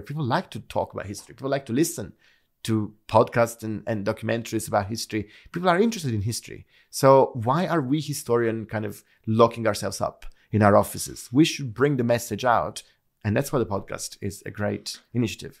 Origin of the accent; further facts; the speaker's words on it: Naples, Campania, Italy; moved away as an adult; I grew up in Naples